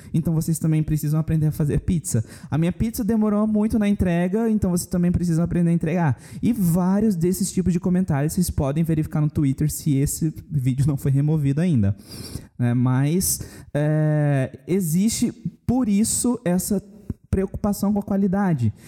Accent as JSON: {"language": "Portuguese", "town": "Campo Grande", "region": "Mato Grosso do Sul", "country": "Brazil", "said": "Aqui na cidade, a gente é de Campo Grande, Mato Grosso do Sul"}